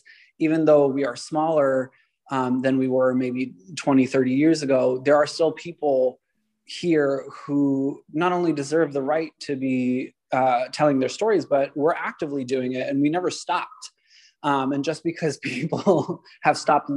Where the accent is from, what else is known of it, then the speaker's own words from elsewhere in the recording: San Francisco, California, United States; also born or lived in New York; I grew up here in San Francisco. I'm one of the few who were born and raised here